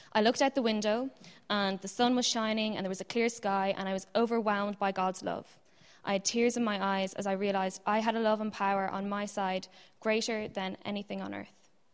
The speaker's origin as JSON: {"language": "English", "country": "Ireland", "tie": "born or raised there", "also_born_or_lived": "Ann Arbor, Michigan, United States", "said": "I was born in Ann Arbor, Michigan, and we moved to Ireland when I was five and a half"}